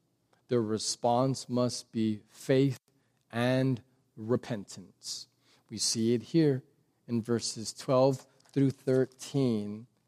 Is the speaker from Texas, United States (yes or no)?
yes; Texas, United States; because quite honestly, that's just your civic duty as a Texan. I'm Republican. I go to church. Like, I'm a Christian.